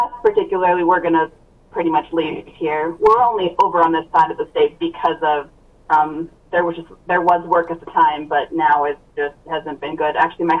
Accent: North Dakota, United States; I'm kind of from North Dakota, from the other side of the state, so from north of Fargo and Grand Forks.

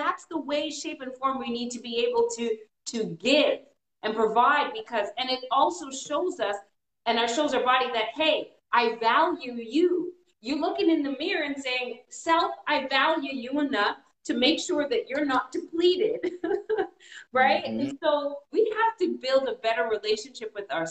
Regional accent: Canada; now in United States; I was born in Canada. My parents are from Trinidad.

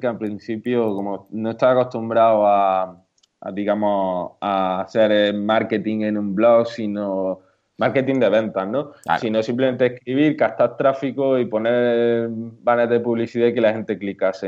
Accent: Córdoba, Andalusia, Spain; accent: southern; also born or lived in Málaga; now in Granada, Spain; por el acento notaréis que, soy del sur, soy de Córdoba, aunque ahora mismo vivo en Granada

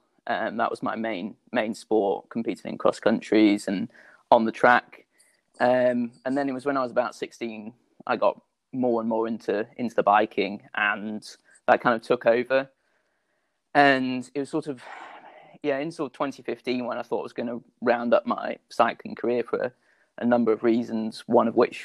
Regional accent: United Kingdom; I'm British international sky mountain and trail runner, represented Great Britain in both the mountain running and trail running teams.

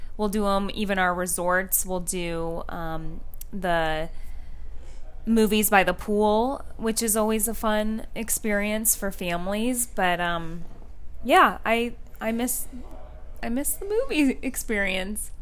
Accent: West Coast, United States; moved away; the West Coast, even where I grew up

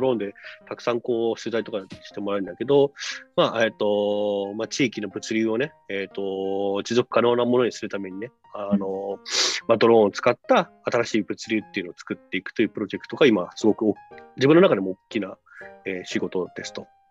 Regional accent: Kunitachi, Tokyo, Japan; moved away as an adult; now in Kosuge, Japan; あの中央線上にあるあのところで生まれ育ちました

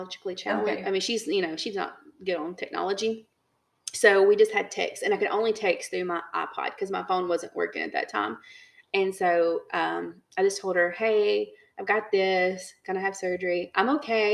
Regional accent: United States; moved away; we're American

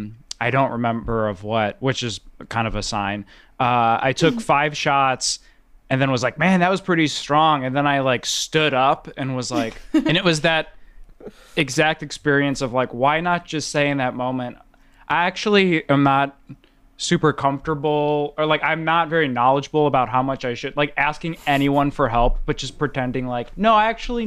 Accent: Illinois, United States; And I'm from Illinois

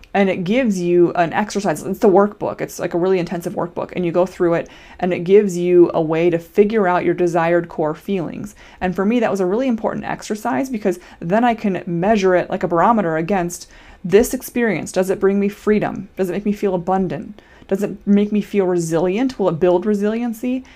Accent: Iowa, United States; now in Minnesota, United States; I'm a Minnesotan currently, born and raised in Iowa

